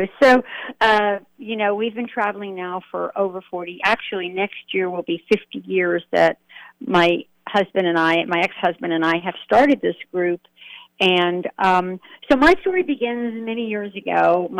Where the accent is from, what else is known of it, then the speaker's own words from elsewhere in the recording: New York City, New York, United States; moved away; also born or lived in Feldafing, Germany / Ohio; I was born there in a place called Feldafing, Germany, which was near Munich. And my parents and I had an opportunity to come to America when I was 2 years old. And so we came on a big ship. I don't remember that at two, but I grew up in New York City.